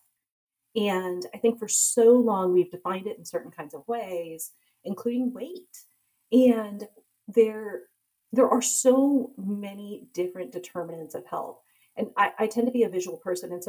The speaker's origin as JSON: {"language": "English", "country": "United States", "tie": "born or raised there", "said": "born and raised in America, though, but my parents immigrated from India"}